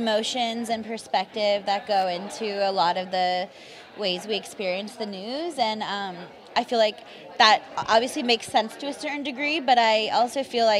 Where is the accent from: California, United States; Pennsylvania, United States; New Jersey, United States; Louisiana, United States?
California, United States; Los Angeles; I grew up in the San Fernando Valley here